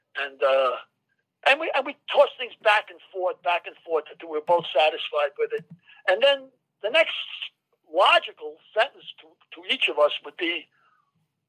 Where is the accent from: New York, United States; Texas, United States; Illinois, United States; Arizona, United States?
New York, United States; New York City; growing up in the Bronx